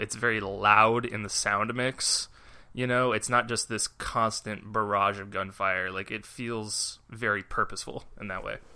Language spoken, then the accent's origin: English; United States; we're American